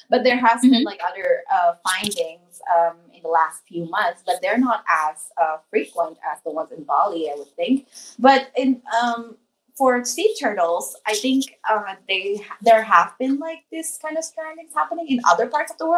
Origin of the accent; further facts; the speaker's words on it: Singapore; As a Singaporean, it's